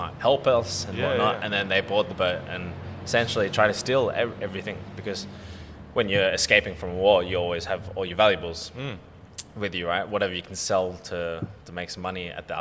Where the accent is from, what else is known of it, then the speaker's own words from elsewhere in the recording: Sydney, New South Wales, Australia; Shire area, we grew up in Caringbah